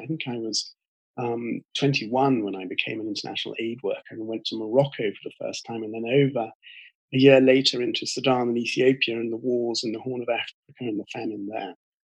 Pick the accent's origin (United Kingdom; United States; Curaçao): United Kingdom; I'm British, and I come from a family that mixes some religious people and priests and ministers and pastors on one side with military people and merchants